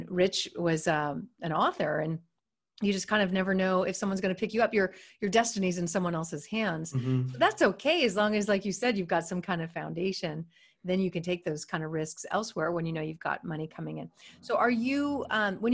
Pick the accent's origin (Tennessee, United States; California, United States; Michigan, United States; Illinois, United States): California, United States; Silicon Valley; I'm from Silicon Valley